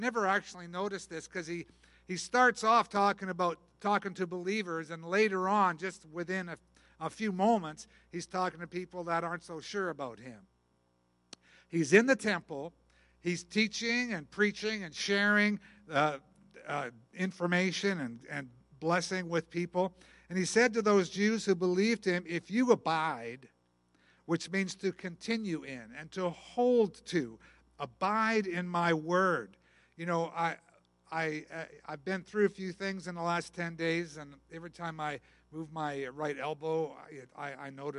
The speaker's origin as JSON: {"language": "English", "country": "Canada", "said": "I am Canadian"}